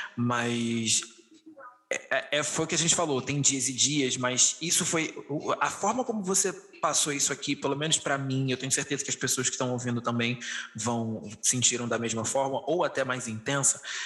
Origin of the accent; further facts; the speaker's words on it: Rio de Janeiro, Brazil; eu sou do Rio de Janeiro, a minha realidade aqui é completamente diferente da sua